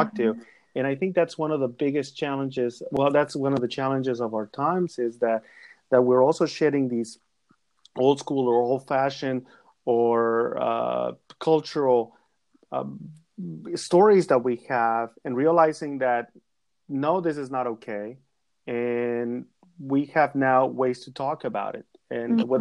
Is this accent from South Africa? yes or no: no; Mexico; moved away; I am of Mexican descent. I was born in Mexico. I became a naturalized citizen a couple of years ago